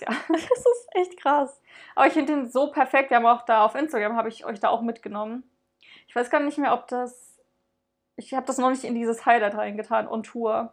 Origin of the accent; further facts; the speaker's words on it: Dresden, Saxony, Germany; wir kommen ja aus Dresden